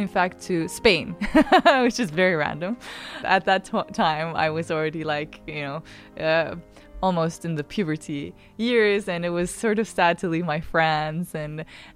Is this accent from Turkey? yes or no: yes; Ankara, Turkey; I'm from Ankara, the capital of Turkey.